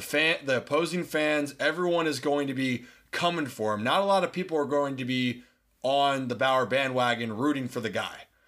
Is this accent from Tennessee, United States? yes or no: no; Baltimore, Maryland, United States; I'm from Baltimore